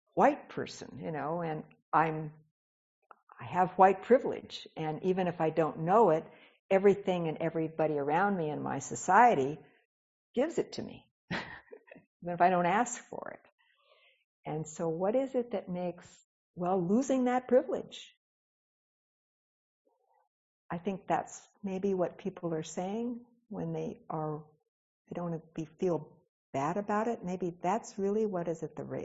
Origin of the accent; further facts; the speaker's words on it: Etowah, the South, United States; moved away; also born or lived in Los Angeles, California; when I was a child and a young woman growing up in Etowah